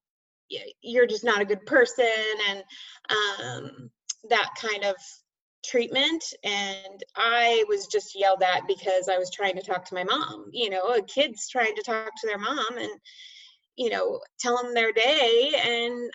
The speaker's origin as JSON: {"language": "English", "area": "Bay Area", "region": "California", "country": "United States", "tie": "born or raised there", "moved": "as an adult", "said": "I grew up in the Bay Area, California, and until 3 years ago."}